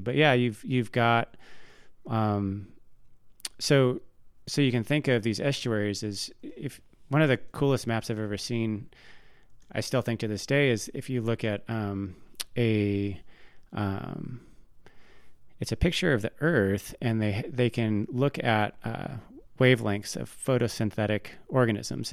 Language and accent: English; Tacoma, Washington, United States; now in Bitterroot Valley, Montana, United States; where I grew up in Tacoma, Washington, the big thing are these salt marshes